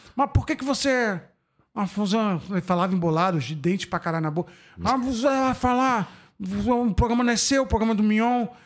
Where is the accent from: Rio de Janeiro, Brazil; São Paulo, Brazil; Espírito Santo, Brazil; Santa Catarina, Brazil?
Rio de Janeiro, Brazil; Macaé; moved away; Eu, quando saí de Macaé